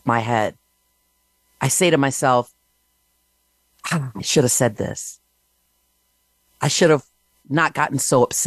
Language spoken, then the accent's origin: English; Michigan, United States; now in New Jersey, United States; Currently, I'm in New Jersey, but originally I'm from Michigan